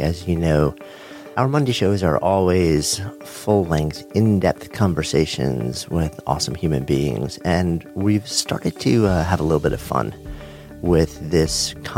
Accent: New York City, New York, United States; I'm a New Yorker

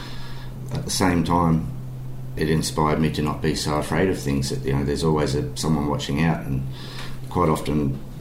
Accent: Sydney, New South Wales, Australia; also born or lived in Southern Highlands; now in Caloundra, Australia; I grew up in Sydney originally, which is on the east coast of Australia

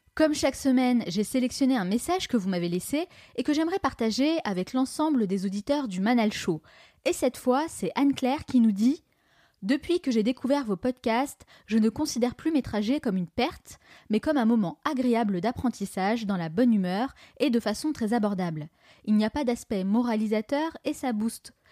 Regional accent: France; accent: French; mon petit accent français

